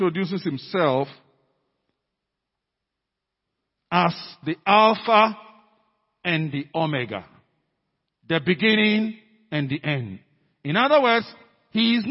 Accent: Ghana; our being Ghanaian, being African, being CFCC people

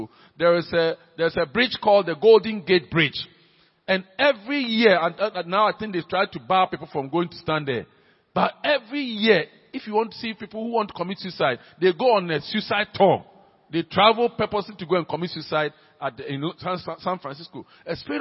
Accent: Accra, Greater Accra, Ghana; when I was growing up in Laboni

